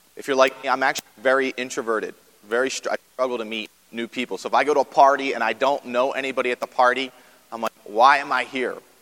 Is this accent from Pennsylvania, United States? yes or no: yes; outside Philadelphia, Pennsylvania, United States; moved away as an adult; also born or lived in Baltimore, Maryland; now in Parkville, Maryland, United States; I grew up outside of Philadelphia, so long way from Philadelphia.